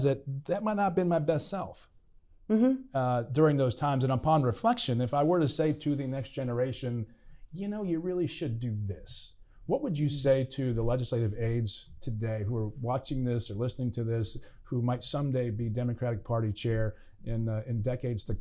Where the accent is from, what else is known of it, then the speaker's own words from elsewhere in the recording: Pittsburgh, Pennsylvania, United States; we're both from Pittsburgh, we're both Steeler fans